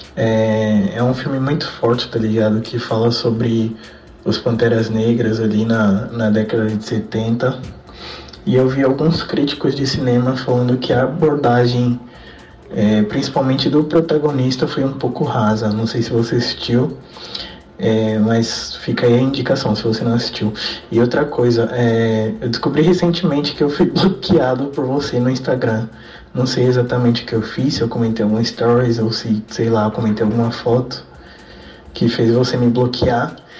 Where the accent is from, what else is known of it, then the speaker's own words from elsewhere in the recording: São Paulo, Brazil; accent: paulista; now in Pernambuco, Brazil; Com sotaque paulista, porque eu sou paulista.